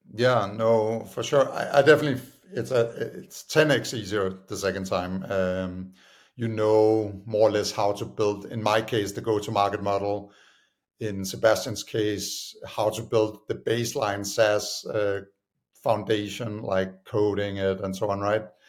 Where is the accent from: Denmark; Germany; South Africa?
Denmark; Copenhagen, Capital Region of Denmark; moved away as an adult; also born or lived in United States; I'm originally from Denmark, uh, Copenhagen